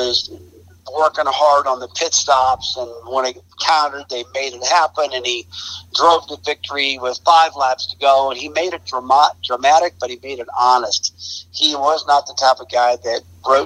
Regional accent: St. Louis, Missouri, United States; moved away as an adult; also born or lived in North Carolina; I came from St. Louis, Missouri, and I was just this young guy getting going

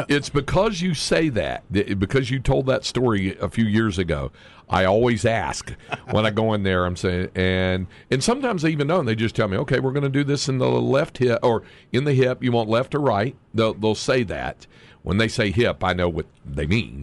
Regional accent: North Carolina, United States; moved away as an adult; now in Austin, United States; growing up in North Carolina

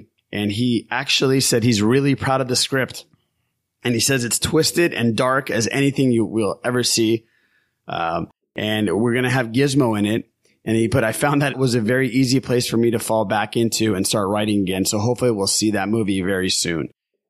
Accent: United States; I was born in the States

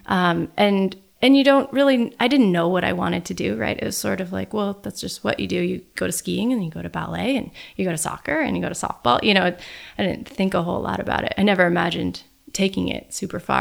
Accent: Sun Valley, Idaho, United States; I actually grew up in Sun Valley

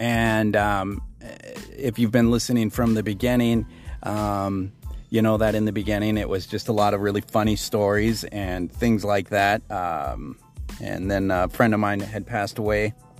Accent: Billings, Montana, United States; I was born in Billings, Montana in 1971

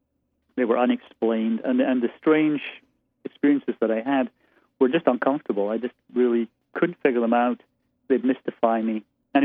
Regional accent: Aberdeen, Scotland, United Kingdom; moved away as an adult; I was born and raised there. I was in Scotland until I was 23, and then left college, spent time in Lo

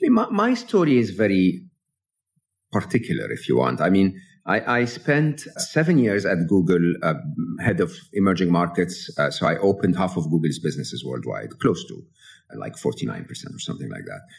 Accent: Egypt; moved away; I'm an Egyptian, born and raised in Egypt

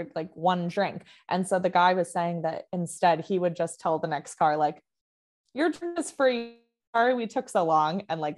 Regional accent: Austin, Texas, United States; I'm from Austin

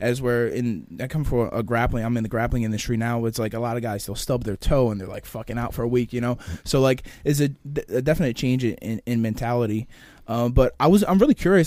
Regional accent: Clayton, New Jersey, United States; I'm from Clayton, New Jersey. Okay. It's Gloucester County

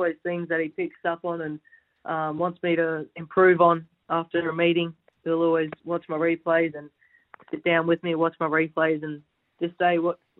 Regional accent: Chinchilla, Queensland, Australia; also born or lived in Brisbane; Born in Brizzy, but kind of grew up in a little bush town called Chinchilla.

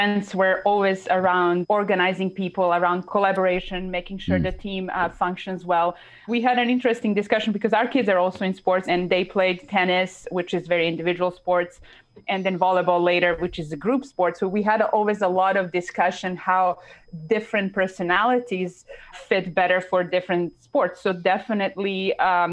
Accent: Serbia; moved away; growing up in Serbia

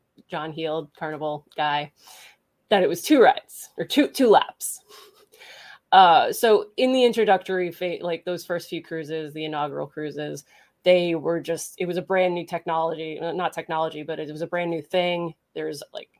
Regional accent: New Jersey, United States; now in Pennsylvania, United States; I grew up in New Jersey, and so Six Flags was my jam. I live in Pennsylvania now.

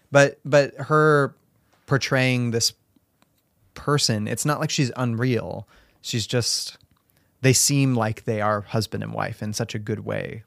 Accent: Spokane, Washington, United States; I grew up in Spokane

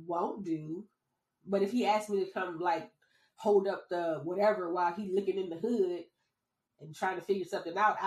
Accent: New Orleans, Louisiana, United States; moved away; also born or lived in North Carolina; I'm from New Orleans

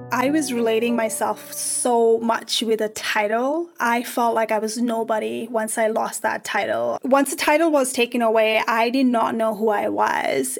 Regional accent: Nepal; moved away; I'm from Nepal

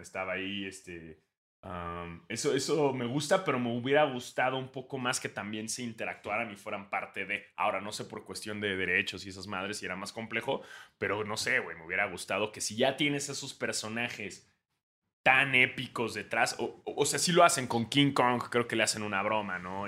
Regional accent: Mexico; Uno siendo mexicano

